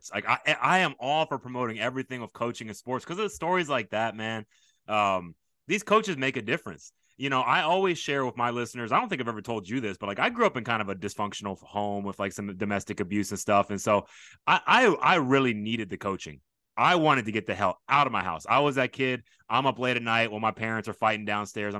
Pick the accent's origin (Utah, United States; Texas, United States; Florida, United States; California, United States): Texas, United States; also born or lived in Japan; I grew up in Texas